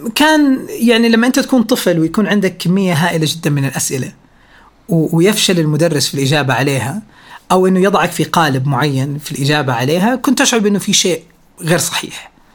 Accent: Riyadh, Riyadh Province, Saudi Arabia; انا ولدت في الرياض في 8 مارس 1990

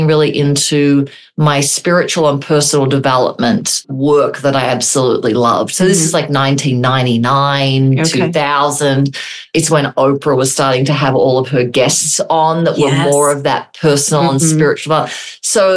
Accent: Australia; moved away as an adult; now in United States; I'm from Australia

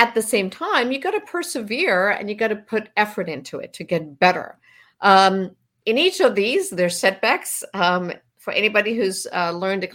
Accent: southwest Germany, Germany; I grew up in Southwest Germany

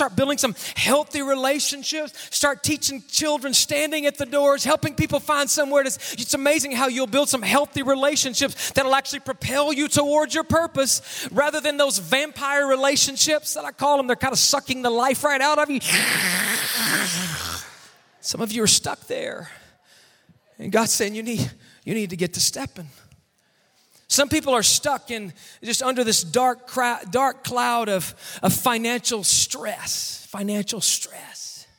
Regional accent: Mississippi, United States; I grew up in the deep, dirty South. I grew up in Mississippi. I call it the deep, dirty South.

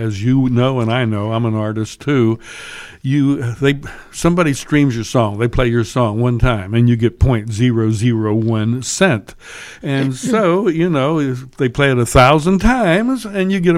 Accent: Pennsylvania, United States; I'm from Pennsylvania.

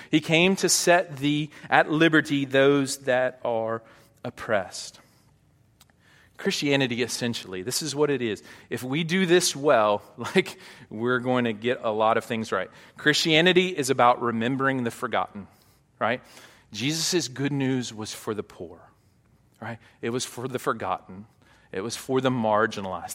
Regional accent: Hot Springs, Arkansas, United States; moved away; I grew up in Hot Springs

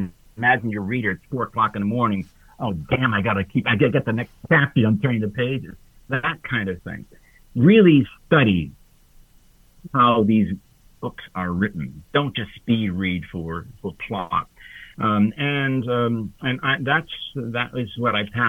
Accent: Hartford, Connecticut, United States; I was brought up in Hartford, Connecticut

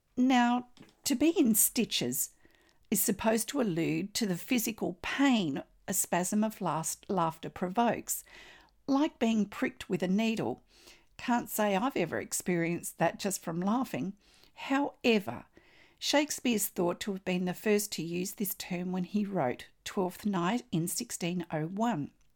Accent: Australia; I'm an Australian textile artist

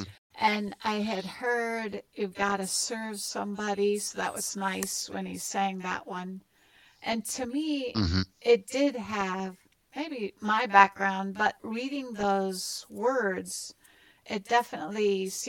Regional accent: Minnesota, United States; my home state of Minnesota

